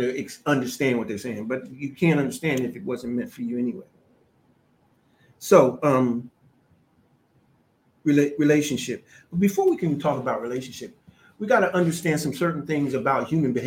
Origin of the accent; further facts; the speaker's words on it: United States; I'm an American, but my family origin comes from Africa.